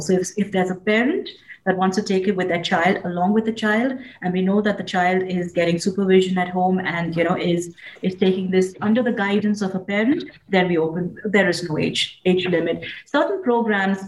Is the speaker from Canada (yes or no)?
no; India; I grew up in India